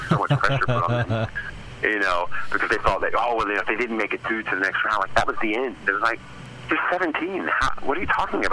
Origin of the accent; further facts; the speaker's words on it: United States; moved away as an adult; now in England; I'm an American who has spent the last 20 years in England